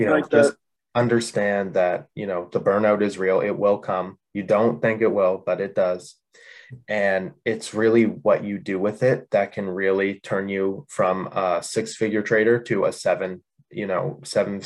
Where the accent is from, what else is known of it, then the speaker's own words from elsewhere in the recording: Canada; I'm from Canada.